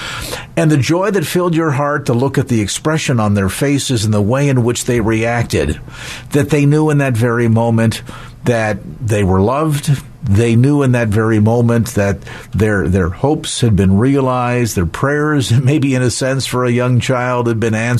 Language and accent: English; United States; growing up in the United States